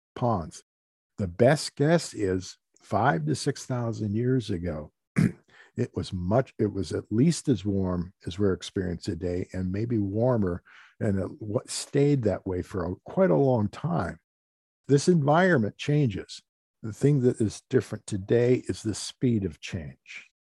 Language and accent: English; Oroville, Washington, United States; I'm from the Oroville area.